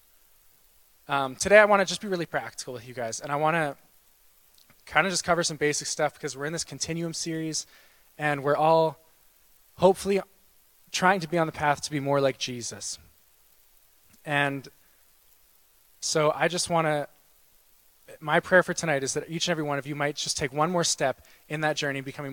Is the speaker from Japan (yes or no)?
no; Winnipeg, Manitoba, Canada; moved away as an adult; now in Saskatoon, Canada; I'm from Winnipeg. I was born here, raised there.